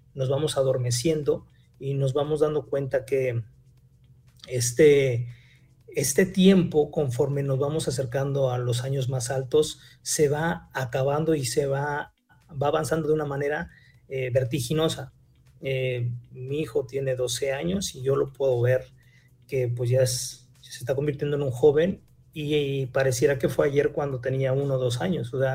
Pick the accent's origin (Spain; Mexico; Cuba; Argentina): Mexico; como buenos mexicanos